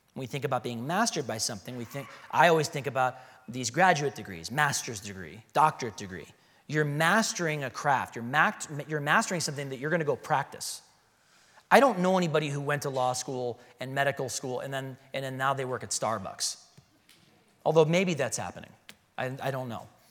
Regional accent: Chicago, Illinois, United States; now in Arizona, United States; I'm from Chicago

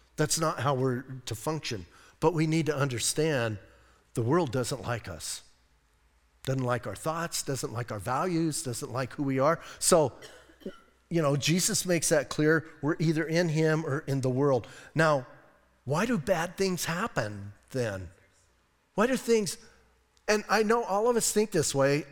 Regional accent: Bisbee, Arizona, United States; I'm from Bisbee

